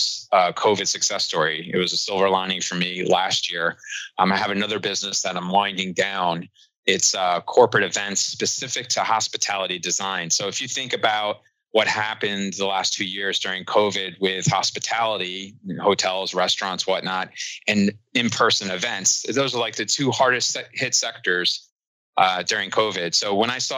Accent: New York City, New York, United States; moved away as an adult; also born or lived in Cincinnati; I'm originally from New York, and that's where I live now in Brooklyn

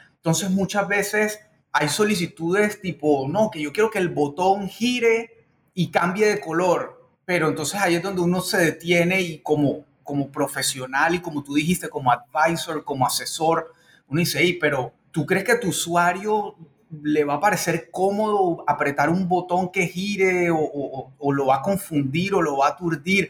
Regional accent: Barranquilla, Atlántico, Colombia; moved away; mi ciudad de origen, la Barranquilla, Curramba, La Arenosa

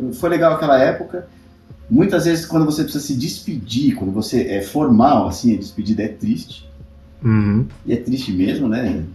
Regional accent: São Paulo, Brazil; also born or lived in Guarulhos; Então eu morava na bem extremo zona norte, estudava em Santana, que é longe, depois eu fui morar em Guarulhos, agora eu tô aqui na zona oeste

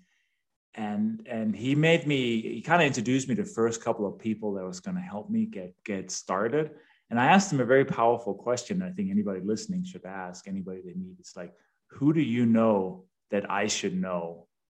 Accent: Denmark; English is a second language; moved away as an adult; also born or lived in London; now in United States; I was born and raised in Denmark, hence the name and the accent

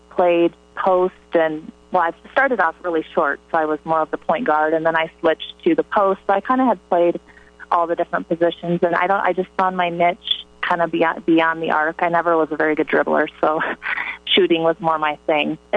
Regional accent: Hartley, Iowa, United States; born or raised there

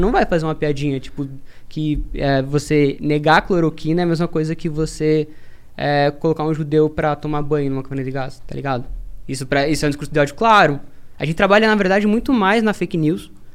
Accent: interior of Paraná, Brazil; sou do interior do Paraná.

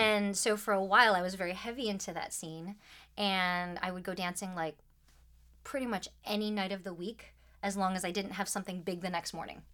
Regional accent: Troy, Michigan, United States; I grew up just outside of Detroit, Michigan, so, you know, good old Midwestern stuff.

